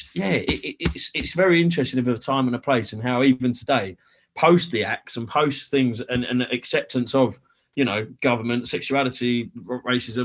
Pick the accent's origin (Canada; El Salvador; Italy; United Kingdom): United Kingdom; London; moved away; also born or lived in Essex; I grew up in East London, really. Like I went to school in Oxton